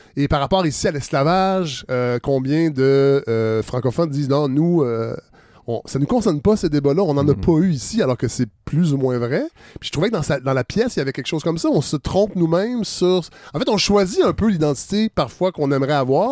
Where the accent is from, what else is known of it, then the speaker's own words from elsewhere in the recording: Quebec, Canada; ce qu'on est devenu en tant que Québécois